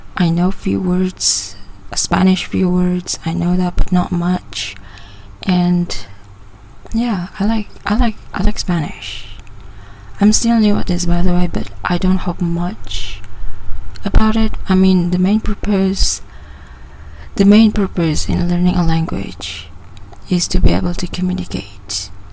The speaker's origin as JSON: {"language": "English", "region": "Sabah", "country": "Malaysia", "second_language": "English", "said": "I'm from Sabah, Malaysia"}